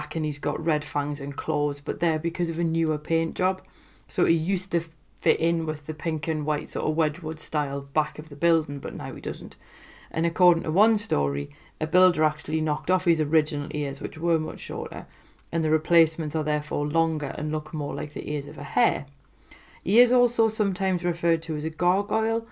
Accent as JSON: {"language": "English", "town": "Newcastle upon Tyne", "region": "North East England", "country": "United Kingdom", "tie": "born or raised there", "said": "my hometown of Newcastle"}